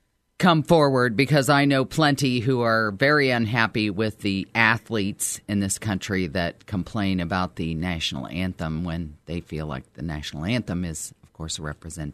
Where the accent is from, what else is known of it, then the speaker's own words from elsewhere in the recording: Westerville, Ohio, United States; I'm from New Albany, Westerville, if you will. I've lived here my whole life